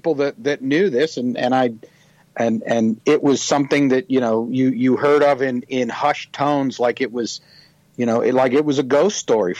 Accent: Youngstown, Ohio, United States; my hometown of Youngstown

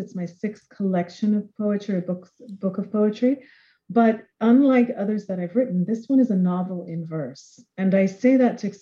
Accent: Jamaica; I'm from Jamaica. I am myself a mixed race Jamaican of African as well as European descent

